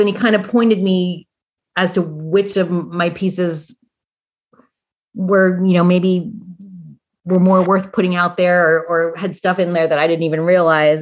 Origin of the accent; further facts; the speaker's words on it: Indiana, United States; moved away; also born or lived in Kentucky / Arkansas; I come from Indiana, you know, and so I have and I've worked in Kentucky and Arkansas